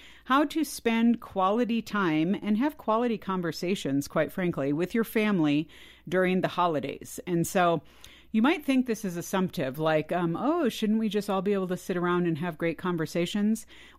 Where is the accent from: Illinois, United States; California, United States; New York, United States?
California, United States; I grew up in California as well. And most of my family was in the Midwest or the East Coast, the extended family.